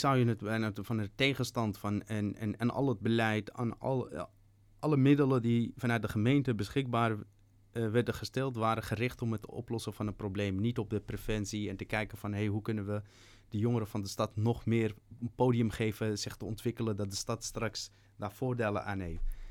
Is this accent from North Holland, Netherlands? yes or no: yes; Amsterdam, North Holland, Netherlands; Ik ben opgegroeid in Slotenvaart vanaf mijn dertiende